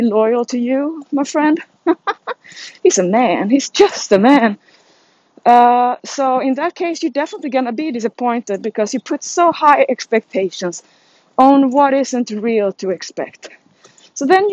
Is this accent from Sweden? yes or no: yes; Sweden; I'm from Sweden